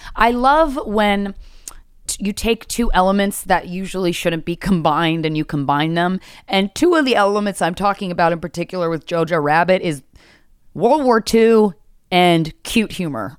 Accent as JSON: {"language": "English", "town": "Philadelphia", "region": "Pennsylvania", "country": "United States", "tie": "born or raised there", "moved": "yes", "lives_now": "New York City, United States", "said": "my hometown of Philly"}